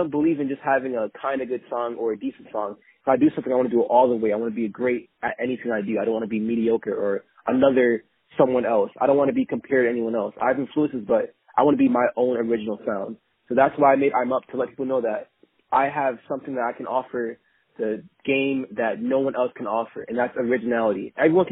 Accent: Jamaica; I was born in Jamaica

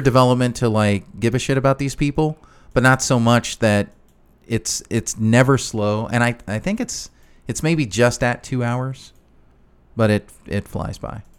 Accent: Chicago, Illinois, United States; I grew up in Chicago

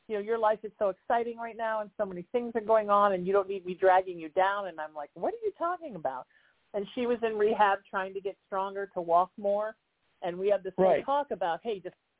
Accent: Huntington Beach, California, United States; I grew up in Huntington Beach

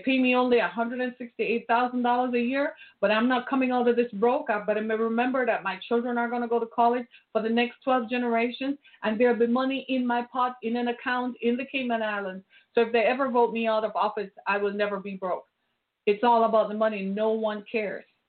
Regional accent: Jamaica; moved away; I grew up in Jamaica

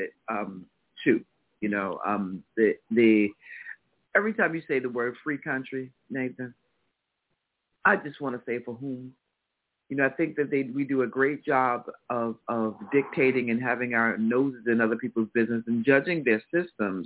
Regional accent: United States; as American people

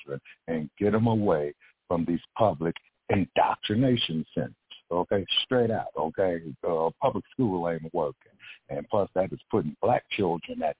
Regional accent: Los Angeles, California, United States; now in Las Vegas, United States; I'm from Los Angeles

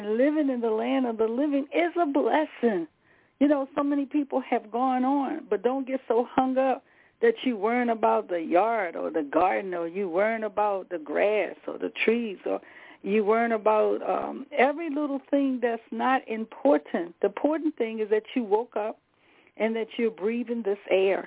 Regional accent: the South, United States; I'm from the South. I'm old country girl

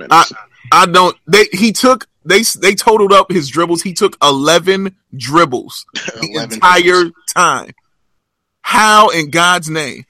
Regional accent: Chicago, Illinois, United States; born and raised in the city

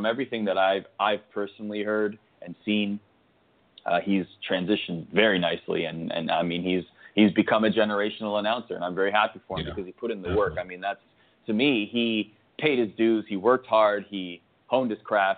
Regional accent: Canada; I grew up in Canada

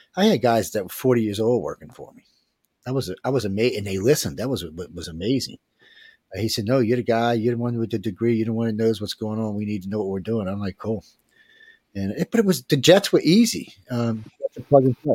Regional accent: New Orleans, Louisiana, United States; I'm from New Orleans

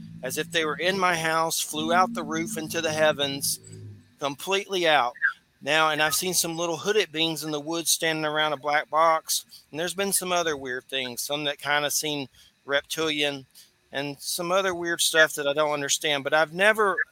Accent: Georgia, United States; I'm from Georgia

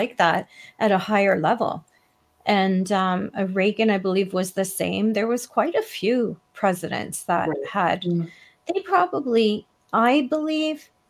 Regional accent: Toronto, Ontario, Canada; I grew up in the city of Toronto

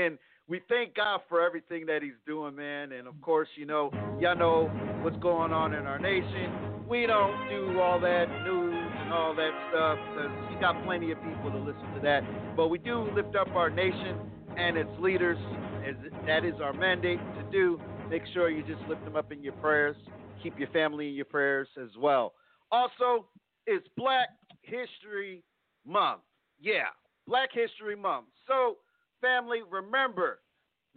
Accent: Plainfield, New Jersey, United States; now in Texas, United States; my hometown of Plainfield, New Jersey

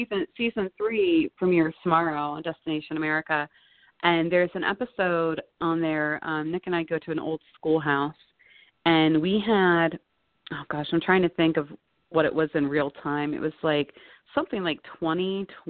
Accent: Scotland, United Kingdom; I'm Scottish

